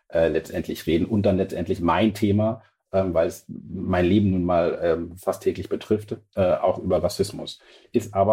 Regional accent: Lower Saxony, Germany; Und ich bin ja Ostfriese und ich komme ja von so einem 800-Seelendorf.

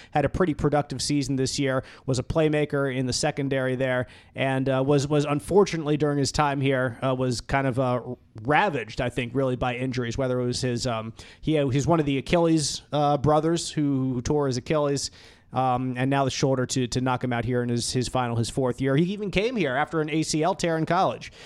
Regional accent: Philadelphia, Pennsylvania, United States; moved away; growing up in Philly with Andy Reid

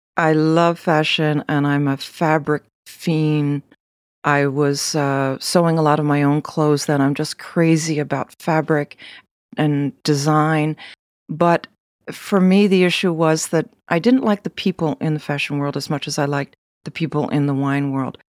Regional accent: United States; also born or lived in Philadelphia; I'm American

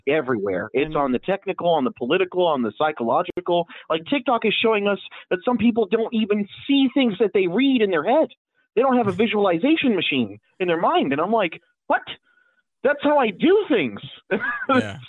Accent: Puerto Rico; I'm I'm from Puerto Rico

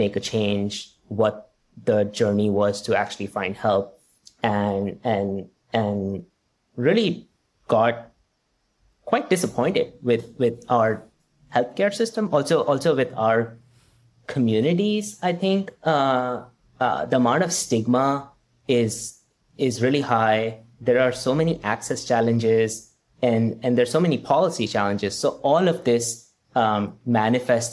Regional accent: India; moved away; growing up in India

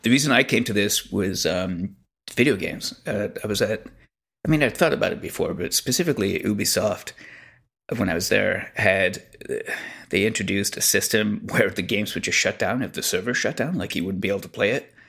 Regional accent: Quebec, Canada; growing up in Quebec

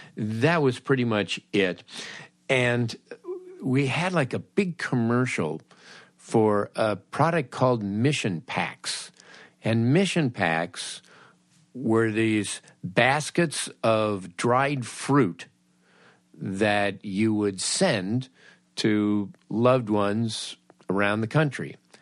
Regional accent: Los Angeles, California, United States; I grew up in Los Angeles in the fifties and sixties

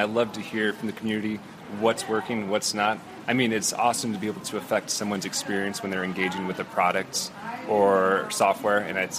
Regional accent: Iowa, United States; moved away as an adult; now in Columbus, United States; I've only lived here 2 years. I am from, born and raised in Iowa.

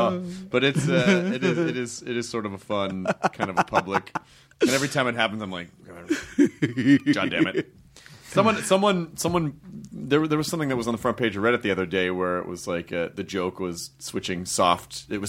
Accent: the South, United States; moved away; also born or lived in Los Angeles; I grew up in the South

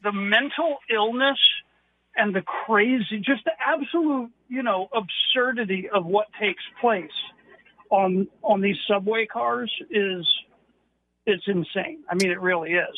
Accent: New York, United States; moved away; I'm originally from New York.

